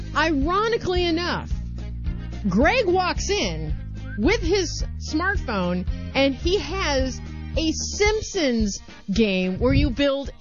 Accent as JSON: {"language": "English", "region": "Midwest", "country": "United States", "said": "I'm from the Midwest."}